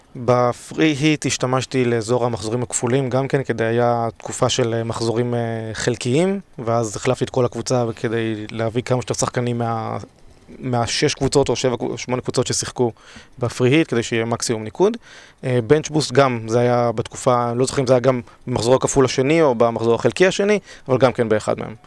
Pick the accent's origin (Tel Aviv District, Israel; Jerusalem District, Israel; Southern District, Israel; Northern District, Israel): Tel Aviv District, Israel; Tel Aviv; אני בן 35 מתל אביב